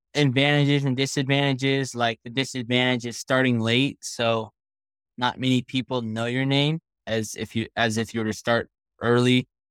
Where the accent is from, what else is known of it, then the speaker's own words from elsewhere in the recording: Oak Hills, California, United States; I'm from Oak Hills, California, and I'm sixteen